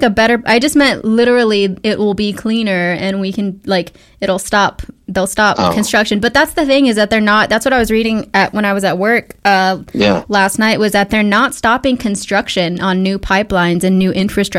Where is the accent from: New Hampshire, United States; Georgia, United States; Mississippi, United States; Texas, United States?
Texas, United States; Midland; Because I'm from Midland.